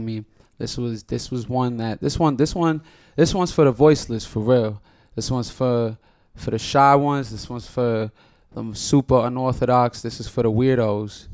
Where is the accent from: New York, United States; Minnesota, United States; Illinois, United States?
New York, United States; New York City; I'm from Washington Heights, the biggest heights ever known to man